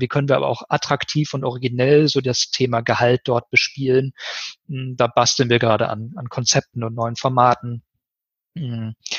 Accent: Ennepe-Ruhr region, North Rhine-Westphalia, Germany; moved away as an adult; also born or lived in Siegen; Habe so meine Heimat ganz gut kennengelernt

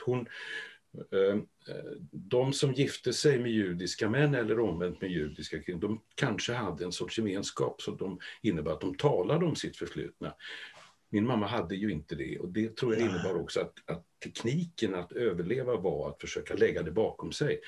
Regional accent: Trollhättan, Västra Götaland, Sweden; Född och uppväxt i Trollhättan

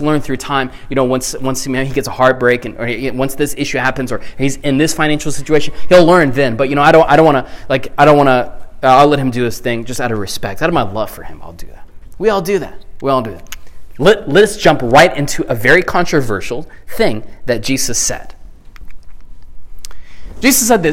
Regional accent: the South, United States; growing up in the South

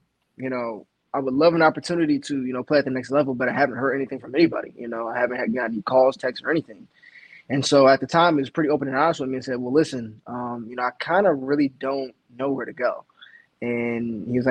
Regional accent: Ohio, United States; growing up in Ohio

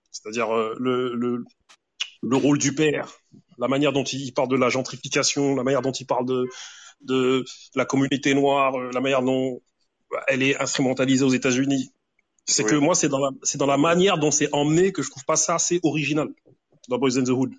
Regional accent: Grigny, Île-de-France, France; j'ai grandi avec pas mal d'Antillais, Tu vois, des, des moi, c'était principalement des Antillais. Parce qu'à Grigny, il y a plusieurs quartiers

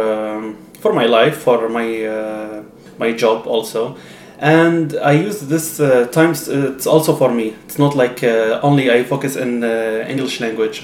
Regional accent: Qatar; English is a second language; moved away as an adult; now in Cambridge, United Kingdom; I'm from Qatar.

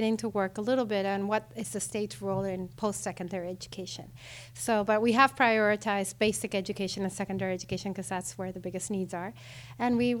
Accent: Venezuela; moved away as an adult; I come from Venezuela

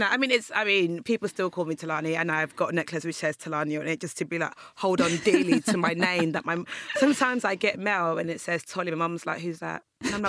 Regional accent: Nigeria; moved away; also born or lived in England; So I was born there, and then I was second to Nigeria when I was about like one.

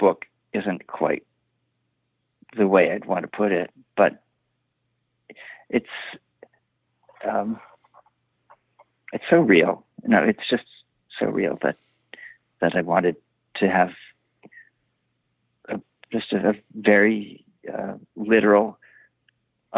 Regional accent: Illinois, United States; also born or lived in Brooklyn Heights, New York; now in Brooklyn, United States; I grew up in Illinois

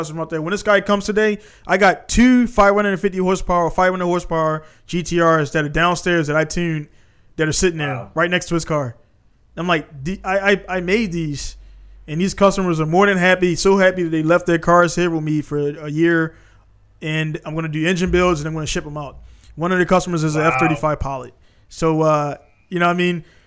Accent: Baltimore, Maryland, United States; I'm from East Baltimore

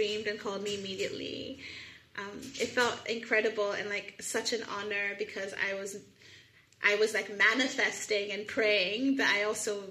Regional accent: Lagos, Nigeria; moved away as an adult; also born or lived in United States; I'm from Lagos, Nigeria, and I was home for 7 months

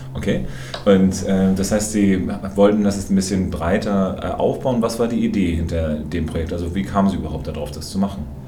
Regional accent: Hamburg, Germany; now in Frankfurt, Germany; als Hamburger

